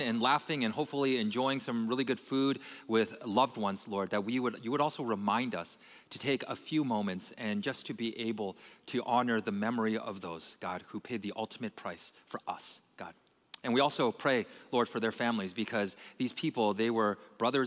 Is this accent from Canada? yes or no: yes; Canada; now in United States; I was born and I was raised in Canada